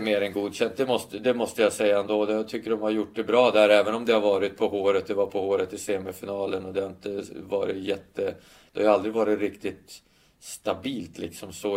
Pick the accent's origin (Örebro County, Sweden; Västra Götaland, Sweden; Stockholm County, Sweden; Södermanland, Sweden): Stockholm County, Sweden; Stockholm; Stockholm som är min, min hemstad